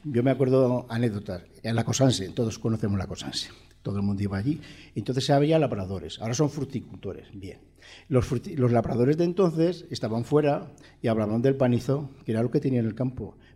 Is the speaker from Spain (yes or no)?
yes; Spain; yo soy español, yo soy europeo